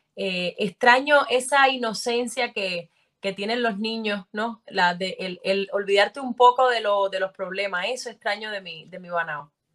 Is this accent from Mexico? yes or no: no; Sancti Spíritus, Cuba; en mi pueblo no, no había como mucha cultura actoral, tampoco conocía a nadie de Santi Espíritu